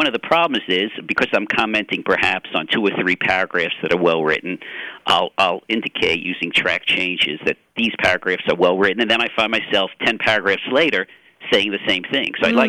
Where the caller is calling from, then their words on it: Tallahassee, Florida, United States; Tallahassee, Florida at Florida State University.